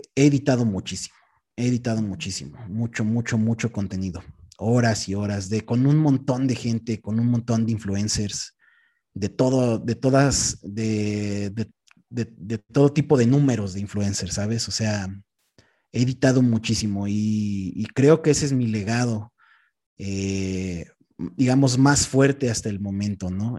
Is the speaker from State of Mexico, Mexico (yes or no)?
yes; Texcoco, State of Mexico, Mexico; moved away as an adult; now in Mexico City, Mexico; actualmente vivo en Ciudad de México, pero no, no me desarrollé aquí. O sea, yo soy de un pueblito que se llama Tequexquinahuac, que está en el municipio de Texcoco.